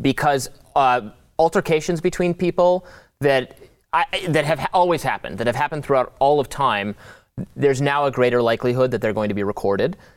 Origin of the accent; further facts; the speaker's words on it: Detroit, Michigan, United States; now in Washington, D.C., United States; went back to my hometown, it, it, the suburbs of Detroit